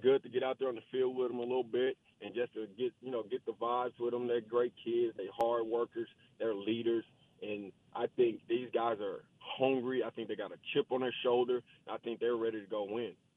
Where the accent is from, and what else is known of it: Dallas, Texas, United States; born or raised there